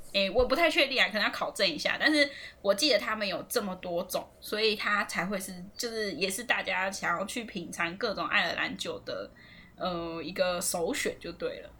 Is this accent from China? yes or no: no; Taiwan; moved away; 我是台湾人